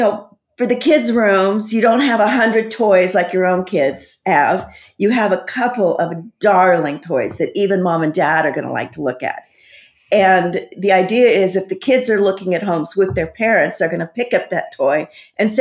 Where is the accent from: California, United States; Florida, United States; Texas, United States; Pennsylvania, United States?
California, United States; San Quentin; I grew up in San Quentin Prison. My dad was a warden, and we lived on the prison grounds till I was 13